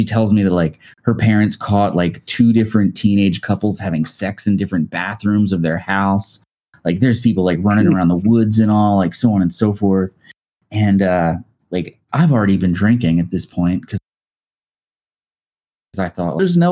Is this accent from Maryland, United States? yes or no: yes; Dundalk, Maryland, United States; I grew up like right outside of Baltimore in a town called Dundalk.